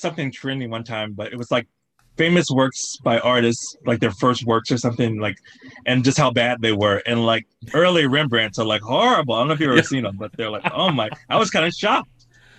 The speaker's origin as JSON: {"language": "English", "region": "Southern United States", "country": "United States", "tie": "born or raised there", "said": "it was kind of going back to what I saw growing up in the South."}